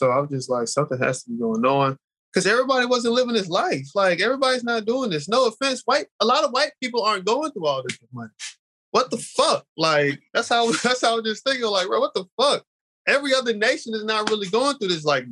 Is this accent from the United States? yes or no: yes; Charlotte, North Carolina, United States; I'm from Charlotte.